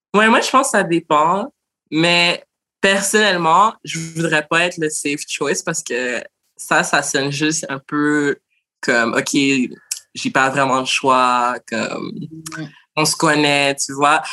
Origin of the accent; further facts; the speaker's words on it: Montreal, Quebec, Canada; je suis née à Montréal d'origine haïtienne